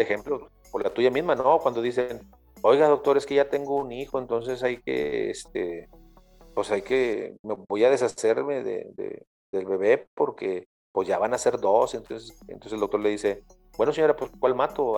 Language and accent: Spanish; Mexico; para nosotros como mexicanos